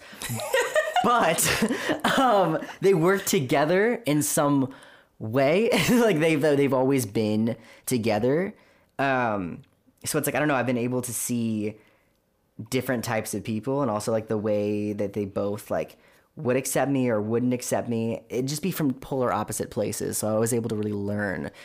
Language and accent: English; Orange County, California, United States; I grew up in Orange County